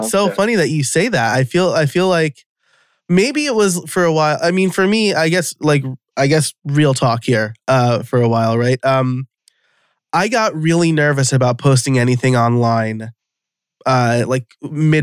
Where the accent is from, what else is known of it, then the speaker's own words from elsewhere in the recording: New York, United States; I'm from New York. I'm an Italian